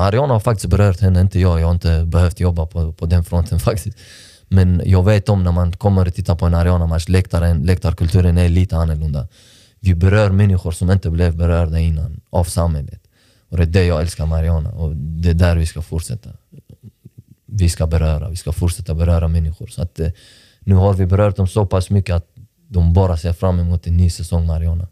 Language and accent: Swedish; Malmö, Skåne, Sweden; för jag är uppväxt i Rosengård. Jag landade i Malmö, i Sverige, 20, 2002.